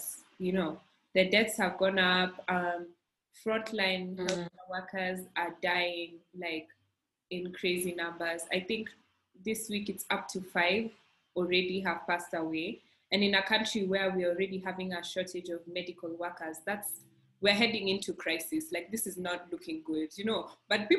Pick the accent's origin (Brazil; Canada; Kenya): Kenya; as a Kenyan